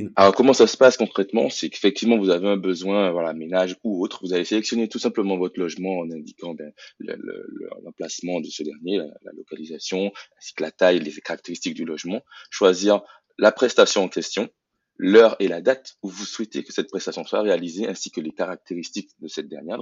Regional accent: Guadeloupe; je suis issu de la Guadeloupe

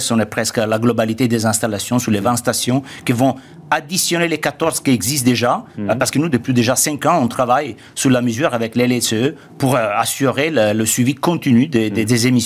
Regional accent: Italy; French is a second language; comme en Italie, moi je suis italien, je connais bien mon pays

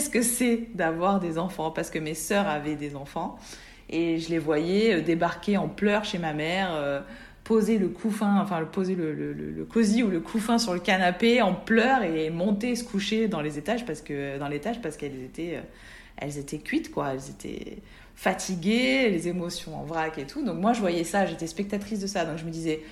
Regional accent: southeast France, France; also born or lived in Nice (Alpes-Maritimes); now in Var, France; je suis une sudiste euh, sud-est

